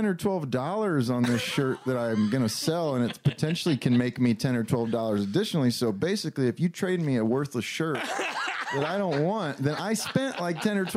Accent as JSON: {"language": "English", "town": "Metamora", "region": "Illinois", "country": "United States", "moved": "yes", "said": "existentially speaking, I suppose I am from Metamora. But I haven't lived there in 20 years"}